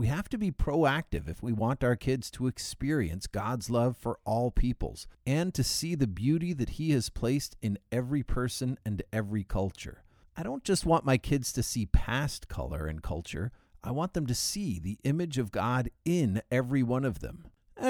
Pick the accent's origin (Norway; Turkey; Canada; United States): Turkey; born there; my parents worked in the Foreign Service, which explains why I was born in Turkey.